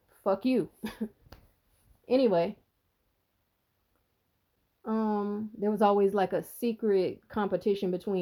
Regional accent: the South, United States; I'm not from here. I'm from the South.

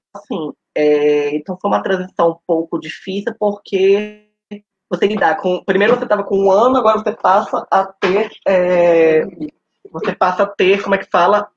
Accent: Belém, Pará, Brazil; eu nasci em Belém do Pará

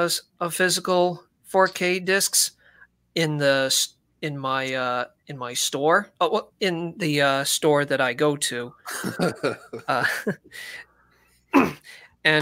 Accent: United States; now in United Kingdom; Because I am American in the UK, I do have an American bank account.

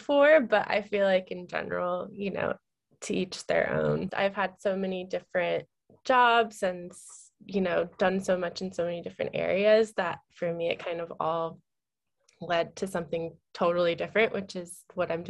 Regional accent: Marin, Bay Area, California, United States; also born or lived in San Diego / New York; So most of my childhood was spent up in the Bay Area in Marin. And then I went to high school in San Diego.

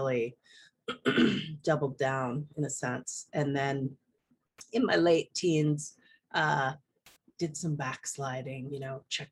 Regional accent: Okanagan Valley, British Columbia, Canada; I live in British Columbia, and I was born and raised here in the Okanagan Valley.

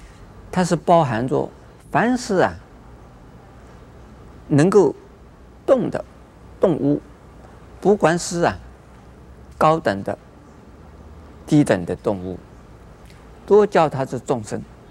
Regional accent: China; 那我们中国人知道是玩猴把戏，母为猴而冠，猴子可以。

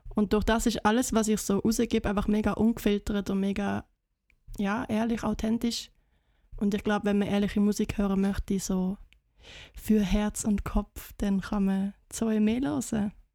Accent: Basel, Basel-Stadt, Switzerland; moved away; also born or lived in Schriesheim, Germany / Germany; ich bin Baslerin, aber ich habe in Deutschland gelebt

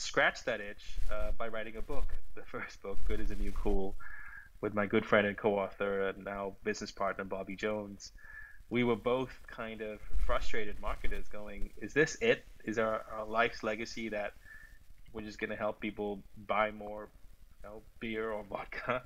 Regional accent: Sri Lanka; also born or lived in London / New York; now in Los Angeles, United States; I'm originally from Sri Lanka. I grew up there.

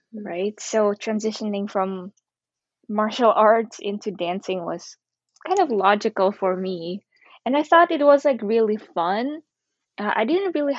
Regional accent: Ukraine; I grew up in Ukraine, and I was surrounded by lots of European people, and usually I was the only Asian in my class growing up.

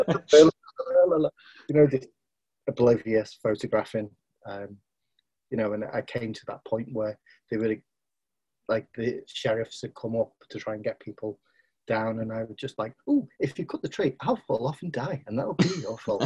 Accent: Liverpool, North West England, United Kingdom; also born or lived in Rainford / Wigan; I'm originally from Liverpool. Then I moved to, when I was 11, I moved to a place called Rainford

